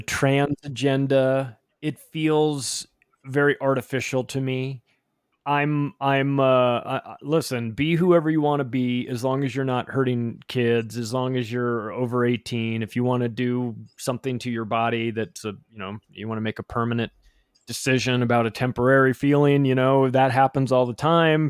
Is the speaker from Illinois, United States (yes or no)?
no; Palm Springs, California, United States; I grew up in Palm Springs, California